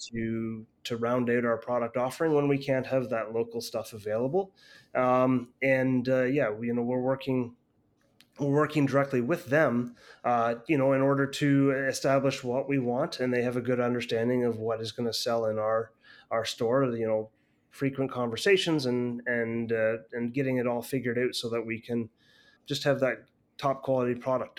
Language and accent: English; Canada; a Canadian person